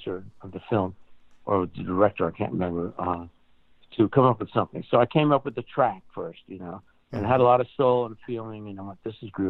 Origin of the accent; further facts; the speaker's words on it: New York City, New York, United States; now in Los Angeles, United States; And I'm from New York. I was born in New York. I'm from New York. I'm a New Yorker